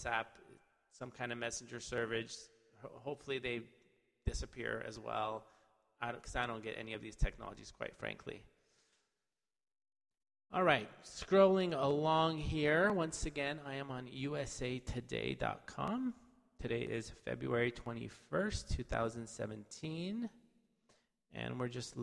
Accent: California, United States; I'm from California

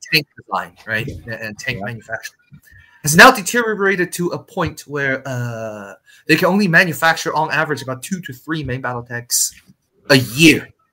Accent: China; moved away; I came from China

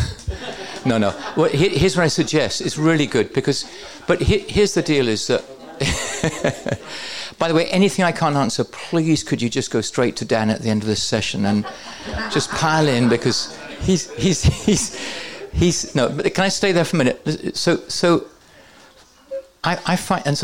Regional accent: England, United Kingdom; I'm English

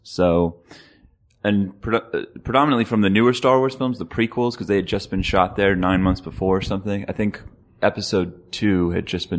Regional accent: Maryland, United States; moved away as an adult; now in Los Angeles, United States; I was living in Maryland at the time. I grew up in Maryland on the East Coast.

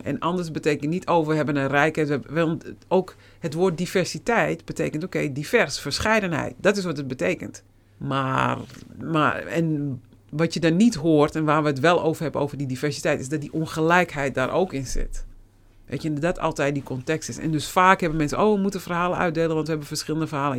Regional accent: Netherlands; moved away as an adult; also born or lived in United States / Suriname; je bent hier geboren

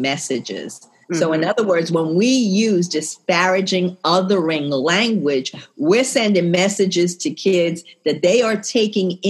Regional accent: New York City, New York, United States; I'm from New York City

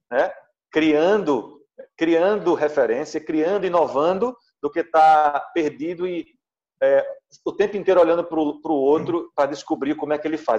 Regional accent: Pernambuco, Brazil; also born or lived in Recife; bolo de rolo é um produto é, é, tradicionalmente pernambucano, né? faz parte do nosso cardápio.

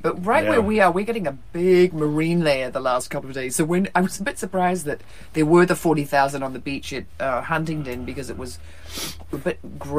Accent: Wellington, New Zealand; I was born in Wellington

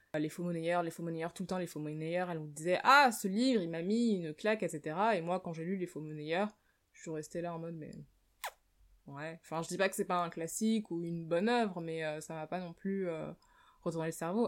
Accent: France; moved away as an adult; je suis née en France et j'ai vécu en France la plus grande partie de ma vie, c'est-à-dire pendant les 24 premières années de ma vie

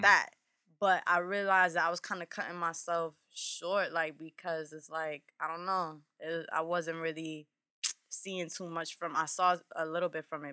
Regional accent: Hartford, Connecticut, United States; also born or lived in Harlem, New York; now in New York, United States; I'm from Hartford originally

